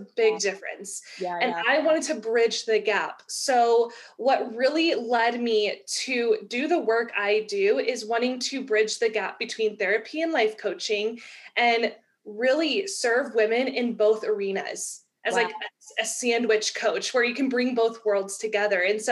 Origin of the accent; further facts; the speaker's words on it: Texas, United States; I'm from Texas.